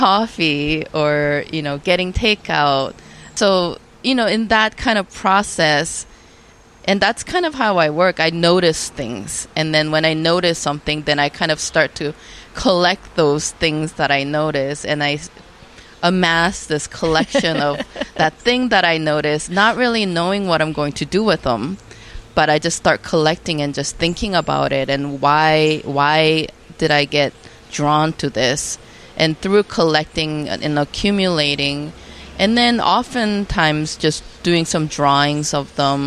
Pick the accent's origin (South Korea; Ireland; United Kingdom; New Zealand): South Korea; moved away; I was born in Korea, but then when I go back to Korea, I again become a foreigner because I live